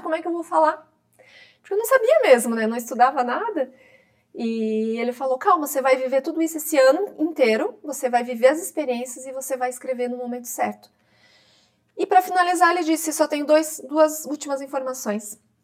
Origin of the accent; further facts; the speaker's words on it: interior of Santa Catarina, Brazil; now in Florianópolis, Brazil; quando eu saí da minha cidade no interior de Santa Catarina, eu moro em Florianópolis, né? Sou catarinense, e fui morar em Florianópolis com 21 anos